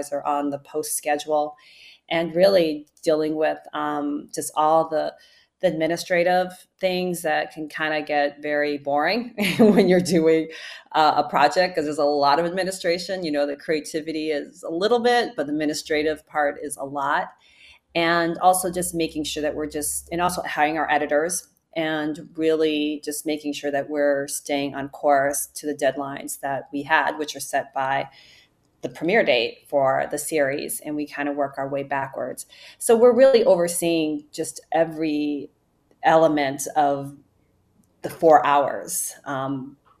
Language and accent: English; Cleveland, Ohio, United States; moved away as an adult; also born or lived in New Orleans, Louisiana / New York; I am originally from Cleveland, Ohio